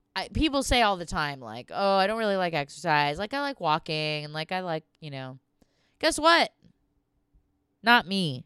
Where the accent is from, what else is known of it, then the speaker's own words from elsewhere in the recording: Southern California, United States; we're from Southern California, my family.